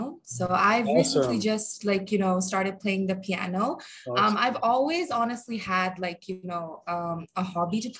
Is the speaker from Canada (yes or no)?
no; Bangladesh; I am from Bangladesh